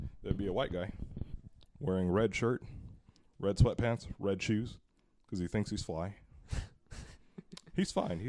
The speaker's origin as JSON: {"language": "English", "town": "Hercules", "region": "California", "country": "United States", "tie": "born or raised there", "also_born_or_lived": "Richmond, California", "said": "I grew up in Hercules for a large part of my life until I was like 11 years old."}